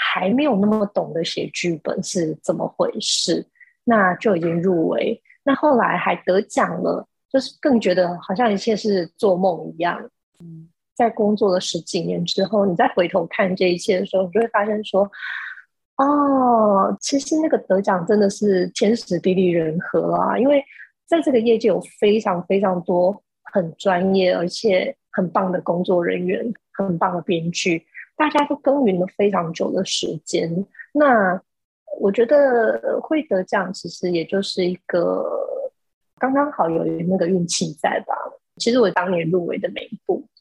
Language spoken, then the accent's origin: Chinese; Changhua County, Taiwan; moved away as an adult; now in Taipei, Taiwan; 我是彰化人，然后，呃，我大学的时候来到台北念书，然后就一路住在台北，然后在这个念大学之后，我其实一路就住在台北，所以现在住在台北的时间已经比住在彰化的时间长了